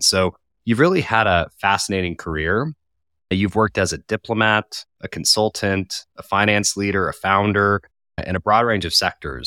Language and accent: English; Colorado, United States; moved away as an adult; now in United Kingdom; I'm from Colorado, and I moved to the U K in twenty fifteen